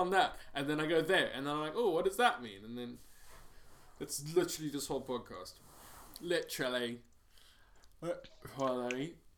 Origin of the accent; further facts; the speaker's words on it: Cape Town, Western Cape, South Africa; moved away; I'm just from South Africa